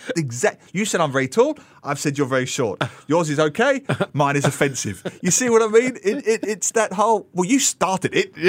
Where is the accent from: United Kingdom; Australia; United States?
United Kingdom; England; now in Singapore; I come from England